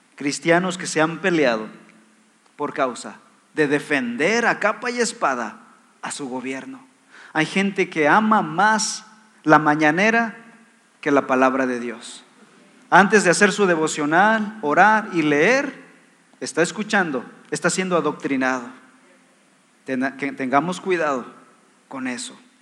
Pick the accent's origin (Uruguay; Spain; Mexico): Mexico; Somos ciudadanos mexicanos